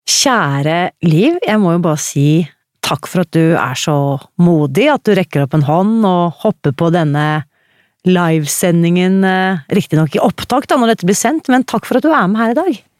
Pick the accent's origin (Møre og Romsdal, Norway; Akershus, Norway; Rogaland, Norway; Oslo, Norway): Akershus, Norway; now in Uppsala, Sweden; Fra Akershus.